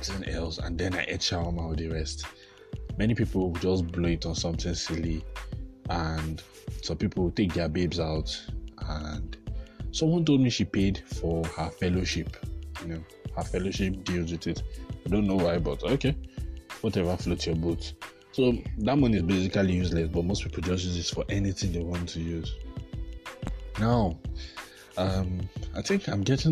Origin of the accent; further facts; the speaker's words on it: Jos, Plateau, Nigeria; I'm from Jos. Jos is a cold place.